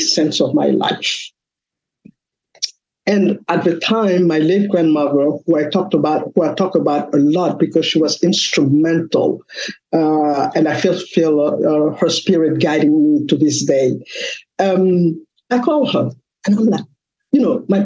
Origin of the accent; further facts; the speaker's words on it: Mali; moved away as an adult; now in United States; I am originally from West Africa, Mali